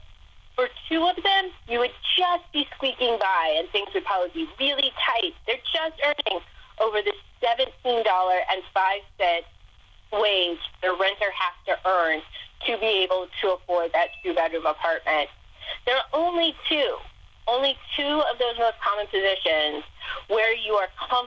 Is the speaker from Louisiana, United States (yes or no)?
no; Ohio, United States; moved away as an adult; come back to my home state